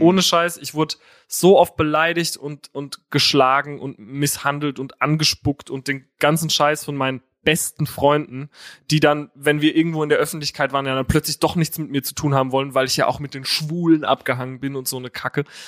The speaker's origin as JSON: {"language": "German", "town": "Herxheim", "region": "Rhineland-Palatinate", "country": "Germany", "moved": "yes", "lives_now": "Berlin, Germany", "said": "Aus Herxheim"}